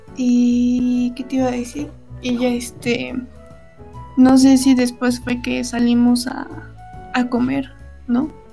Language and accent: Spanish; Mexico; soy de México